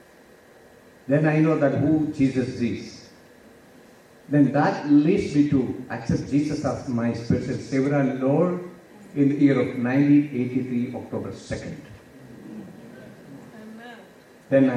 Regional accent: South India, India; English is a second language; We are from India, especially the South India

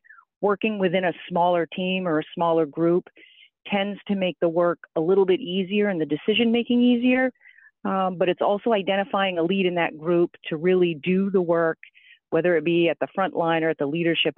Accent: Maine, United States; also born or lived in Indiana; I am actually from Maine originally.

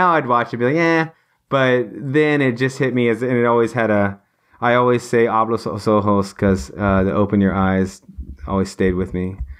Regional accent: England, United Kingdom; I'm sorry, I'm English.

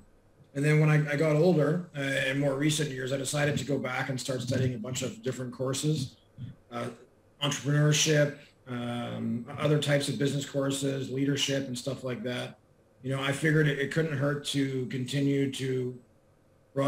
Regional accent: Toronto, Ontario, Canada; I grew up originally in Toronto

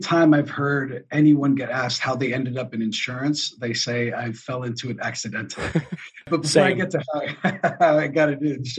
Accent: northern New Jersey, United States; moved away as an adult; also born or lived in Uruguay; Born and raised in northern New Jersey, back home after 15 years away.

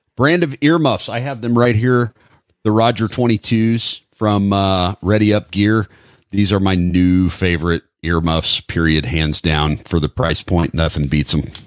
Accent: Midwest, United States; I'm from the Midwest

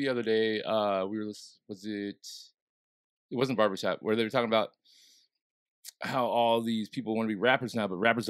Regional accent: Southern Illinois, United States; now in St. Louis, United States

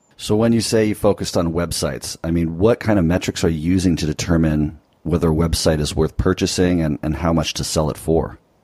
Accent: California, United States; I'm in California right now, and although this is where I'm from

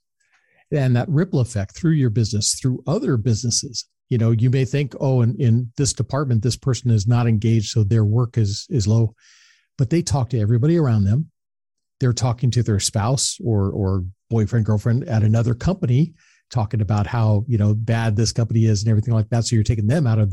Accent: Southern California, United States; I grew up in Southern California

